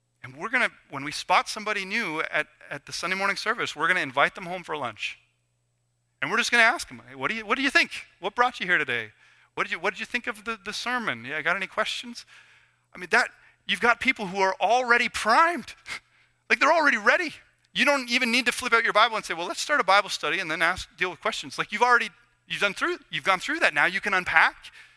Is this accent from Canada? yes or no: yes; Canada; we're Canadian, you know, and we're a bit awkward.